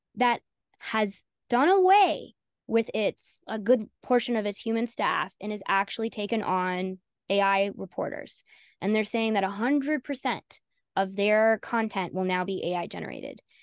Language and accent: English; Southern United States, United States; accent: Southern; also born or lived in North Carolina; I'm Southern. I don't know if you picked up on that with my accent.